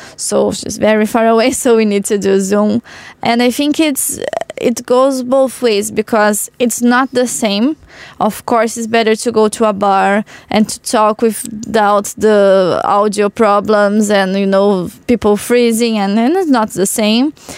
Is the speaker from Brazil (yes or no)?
yes; Porto Alegre, Rio Grande do Sul, Brazil; Porto Alegre, in my hometown, is in the south of Brazil.